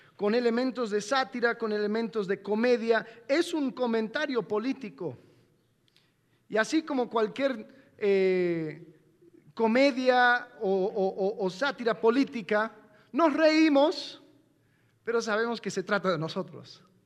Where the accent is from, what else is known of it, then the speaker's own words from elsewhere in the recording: United States; moved away; también soy gringo